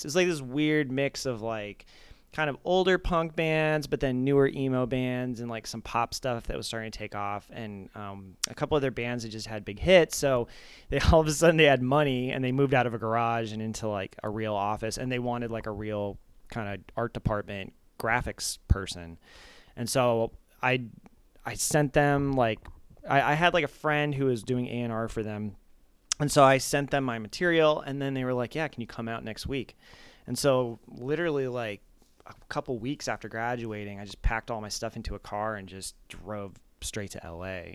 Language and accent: English; Arizona, United States; moved away as an adult; also born or lived in Japan / Flagstaff, Arizona / New York / Los Angeles; then we moved to Arizona, and, um, so I, I grew up in, like, a suburb in Arizona